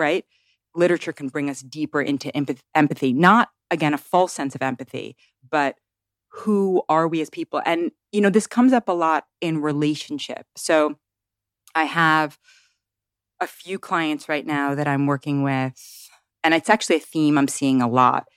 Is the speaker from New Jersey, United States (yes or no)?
no; New York City, New York, United States; born or raised there; moved away as an adult; now in Tennessee, United States